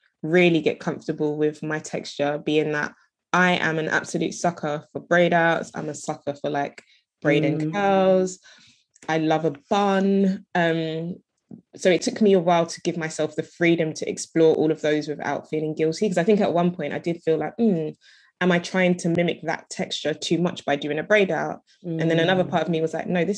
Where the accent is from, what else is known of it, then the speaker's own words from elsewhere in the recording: London, United Kingdom; I live in the UK, I'm from London.